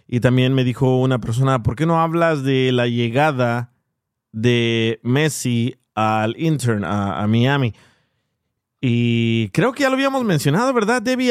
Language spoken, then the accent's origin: Spanish; El Salvador; Siendo yo salvadoreño